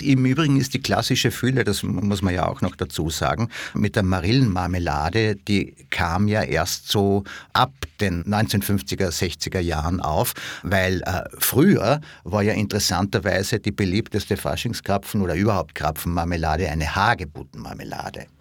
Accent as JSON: {"language": "German", "town": "Villach", "region": "Carinthia", "country": "Austria", "tie": "born or raised there", "said": "dort, wo ich herkomme, nämlich in Villach"}